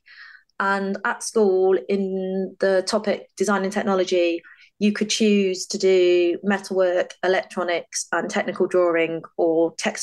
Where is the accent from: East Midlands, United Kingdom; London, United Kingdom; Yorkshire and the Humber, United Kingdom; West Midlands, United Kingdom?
West Midlands, United Kingdom; Stafford; So I grew up in Stafford in the Midlands with my mum and dad.